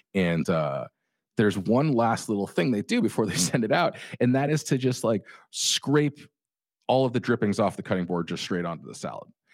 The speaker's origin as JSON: {"language": "English", "area": "Orange County", "region": "California", "country": "United States", "tie": "born or raised there", "said": "I grew up in Orange County"}